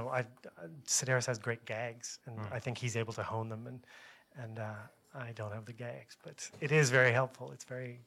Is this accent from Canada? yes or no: yes; Canada; I have to keep saying it. as a Canadian, about